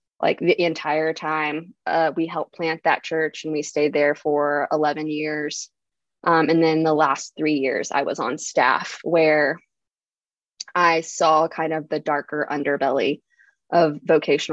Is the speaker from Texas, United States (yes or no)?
yes; Texas, United States; I was totally born and bred in the Texas South